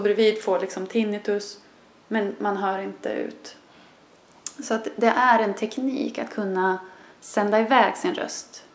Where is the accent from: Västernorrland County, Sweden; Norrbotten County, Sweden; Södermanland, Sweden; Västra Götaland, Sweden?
Södermanland, Sweden; Sörmland; also born or lived in Canada; som vi säger hemma i Sörmland